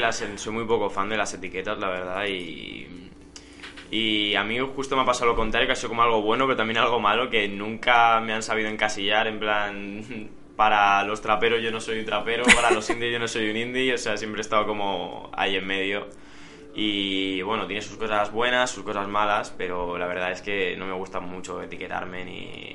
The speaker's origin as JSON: {"language": "Spanish", "town": "Santa Coloma de Gramenet", "region": "Catalonia", "country": "Spain", "said": "aquí en Barcelona, de las afueras de Barcelona, soy de Santa Colma de Gramanet"}